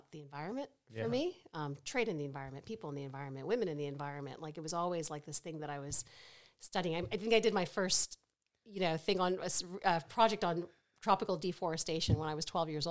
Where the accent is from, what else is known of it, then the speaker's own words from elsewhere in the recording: Richmond, Virginia, United States; now in Australia; I grew up in suburban Richmond, Virginia, really kind of very middle class, very suburban